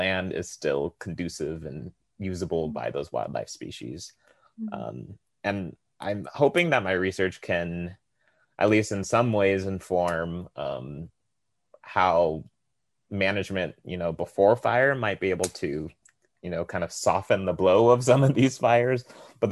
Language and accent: English; California, United States; I'm originally from California